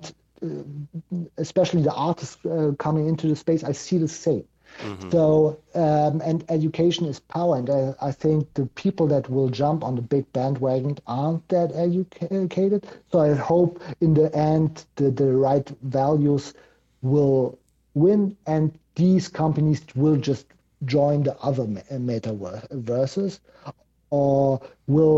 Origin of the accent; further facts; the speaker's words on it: Germany; I'm from Germany